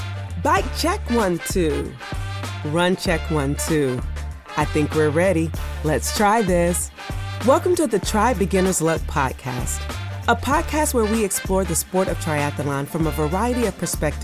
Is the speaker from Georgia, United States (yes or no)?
yes; Augusta, Georgia, United States; I actually met her in my hometown.